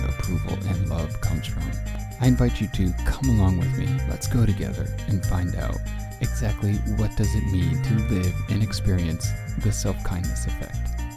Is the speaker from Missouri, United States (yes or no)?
no; Connecticut, United States; also born or lived in Central Coast, California; now in California, United States; as a Connecticut kid growing up in Connecticut